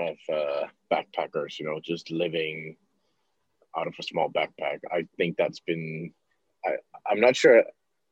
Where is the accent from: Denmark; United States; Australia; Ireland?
Denmark; Copenhagen, Capital Region of Denmark; I'm originally from Copenhagen, Denmark